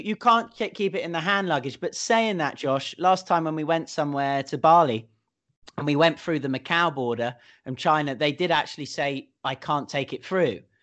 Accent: United Kingdom; moved away as an adult; now in Hong Kong; me being a Brit

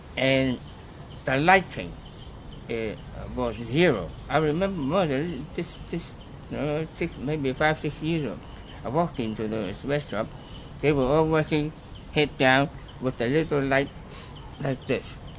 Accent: Hong Kong; I was born in Hong Kong.

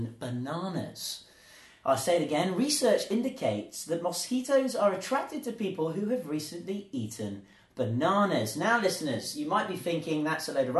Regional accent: England, United Kingdom; now in Zhuhai, China; I was born in England too

